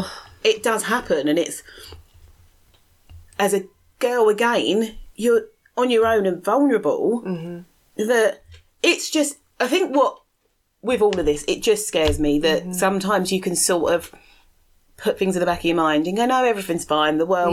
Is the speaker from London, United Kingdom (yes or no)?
yes; London, United Kingdom; I grew up in Southeast London